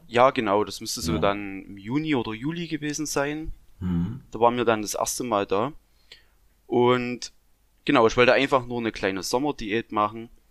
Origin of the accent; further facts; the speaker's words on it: Saxony, Germany; also born or lived in Thuringia; ich komme aus Sachsen